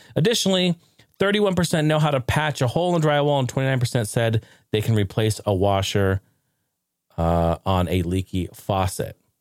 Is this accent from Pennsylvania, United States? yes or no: no; Portland, Oregon, United States; my hometown.